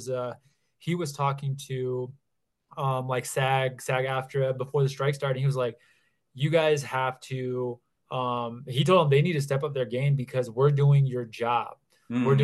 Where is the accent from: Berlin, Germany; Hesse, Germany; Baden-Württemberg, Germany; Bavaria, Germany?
Bavaria, Germany; also born or lived in Texas / Italy; now in Denver, United States; I actually, so I'm in Colorado right now. I'm in the Denver area, but I grew up in Europe. So my family was in the military. So I grew up in southern Bavaria in Germany.